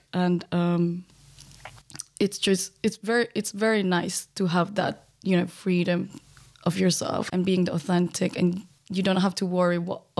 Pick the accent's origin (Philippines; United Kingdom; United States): Philippines; which for myself as a Filipino, I'm a POC, like I wanted to find people like me that I could relate to.